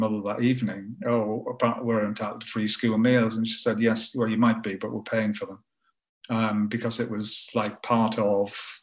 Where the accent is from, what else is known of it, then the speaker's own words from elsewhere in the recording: Tow Law, North East England, United Kingdom; I grew up in Tower Hall, it's a town of then, I guess, probably a couple of thousand people